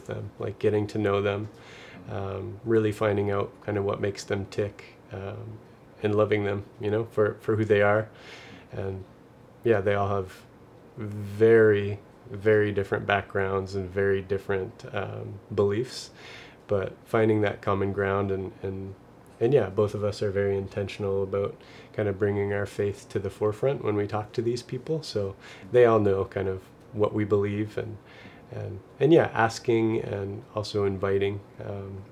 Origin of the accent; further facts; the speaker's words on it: Nova Scotia, Canada; I'm from Nova Scotia